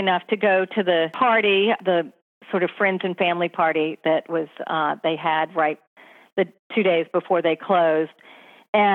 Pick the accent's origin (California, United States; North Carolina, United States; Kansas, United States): North Carolina, United States; now in New York City, United States; I grew up in North Carolina. I grew up on barbecue.